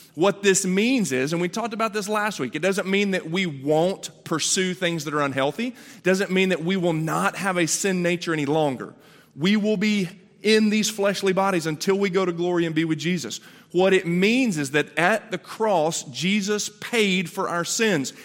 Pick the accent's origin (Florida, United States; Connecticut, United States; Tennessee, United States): Tennessee, United States; Chattanooga; I was born in Chattanooga